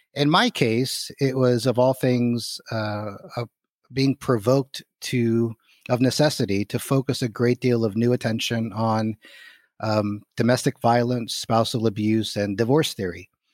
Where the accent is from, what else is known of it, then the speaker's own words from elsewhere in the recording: Miami, Florida, United States; moved away as an adult; also born or lived in Philadelphia / Edinburgh / Orlando / Cambridge; I grew up in Southwest Dade County in Miami, Florida, Cuban father, American mother